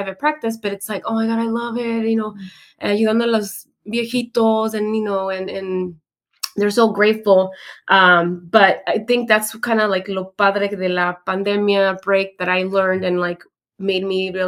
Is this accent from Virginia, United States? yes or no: no; Hayward, California, United States; I'm from Hayward. I went to your school